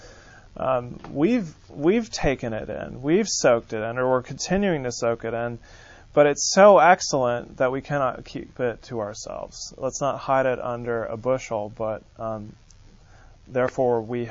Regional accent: San Francisco, California, United States; moved away; I'm from San Francisco, California

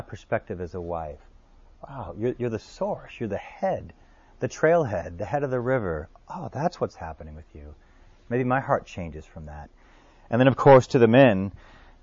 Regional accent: New Orleans, Louisiana, United States; New Orleans, my hometown

